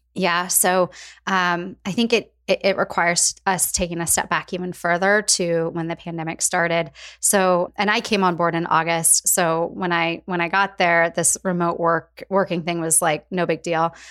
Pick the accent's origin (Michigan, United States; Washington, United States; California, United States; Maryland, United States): Washington, United States; Spokane; also born or lived in Portland, Oregon; I was actually born and raised in Spokane, Washington. Northwest girl at heart.